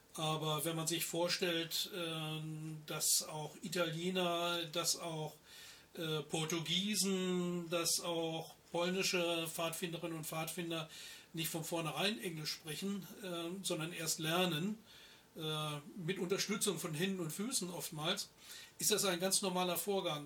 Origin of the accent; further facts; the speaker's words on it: Germany; als Deutsche